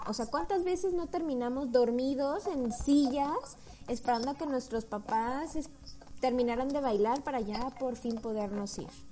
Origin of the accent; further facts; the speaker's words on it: Mexico; como mexicanos